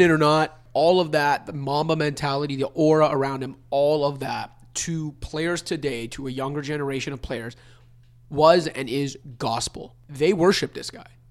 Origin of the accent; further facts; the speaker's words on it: Canada; a young Italian, Canadian basketball fan growing up